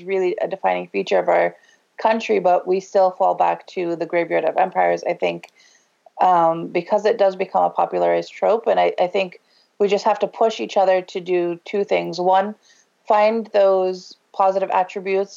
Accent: Ohio, United States; I grew up in Ohio.

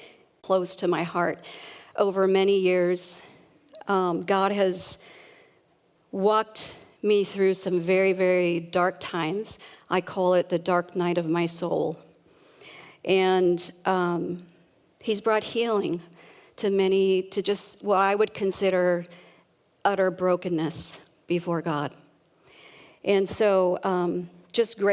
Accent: San Jose, California, United States; moved away as an adult; also born or lived in Reno, Nevada; now in Vancouver; I was born and raised in San Jose and spent the first 50 years, I can't even believe I'm saying that, I spent the first 50 years of my life there

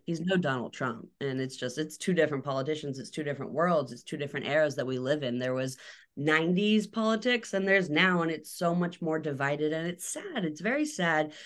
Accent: Atlanta, Georgia, United States; also born or lived in Alabama; Atlanta, Georgia, which is not a small town

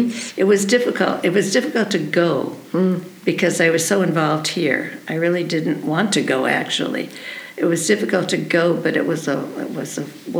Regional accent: Westfield, Massachusetts, United States; moved away as an adult; also born or lived in Pittsburgh, Pennsylvania / San Antonio, Texas / Emmaus, Pennsylvania; I'm from Massachusetts, Westfield, Massachusetts.

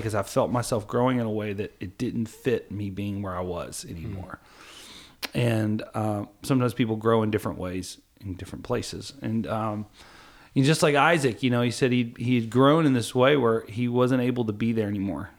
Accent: Kentucky, United States; I'm from Kentucky

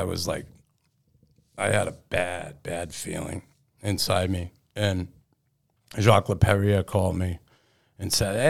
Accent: Boston, Massachusetts, United States; moved away as an adult; also born or lived in Quebec; growing up in Boston when I did in the 60s and 70s

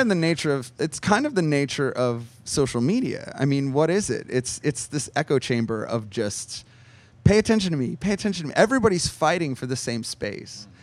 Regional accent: New Jersey, United States; moved away; I grew up in New Jersey. I'm from the Northeast

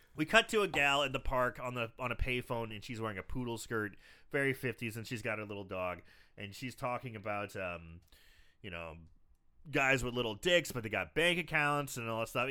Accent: Belleville, Illinois, United States; now in St. Louis, United States; I live in Saint Louis, but, uh, you know, my hometown, Belleville

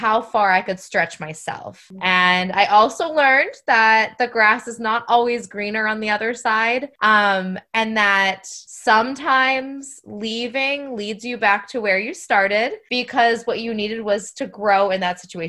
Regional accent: New Hampshire, United States; moved away as an adult; now in Florida, United States; I'm originally from New Hampshire, but I am a New Hampshire to Florida transplant. We've been in Florida for about 12 years

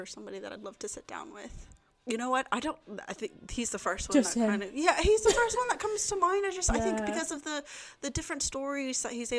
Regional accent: Texas, United States; moved away as an adult; also born or lived in Bradford, United Kingdom; now in Newcastle, United Kingdom; I'm originally from Texas

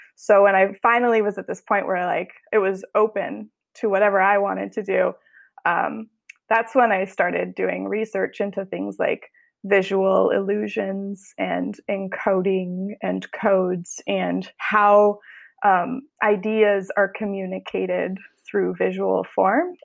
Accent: Boulder, Colorado, United States; now in Oakland, United States; I grew up in Colorado

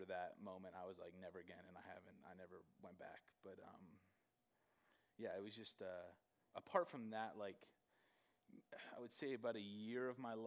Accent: Gilbert, Arizona, United States; also born or lived in Canada / Michigan; I grew up here in Arizona. In Gilbert, I moved to Gilbert when I was 7

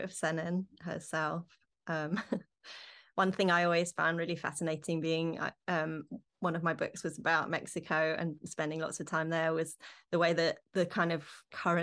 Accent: London, United Kingdom; growing up in London

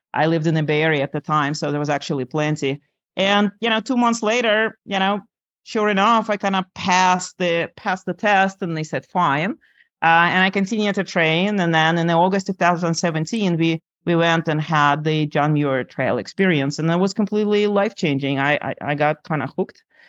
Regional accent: Lithuania; moved away; I grew up in Lithuania on the shores of uh, Baltic Sea, very pretty country

